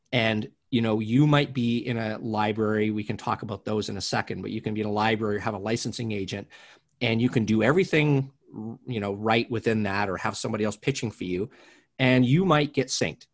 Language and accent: English; Canada; moved away as an adult; now in Los Angeles, United States; I'm originally from Canada. I live in Los Angeles now.